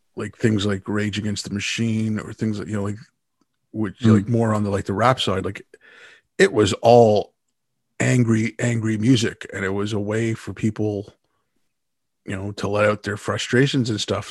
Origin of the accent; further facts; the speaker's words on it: Canada; also born or lived in India; my family moved to Canada when I was six. We moved here from India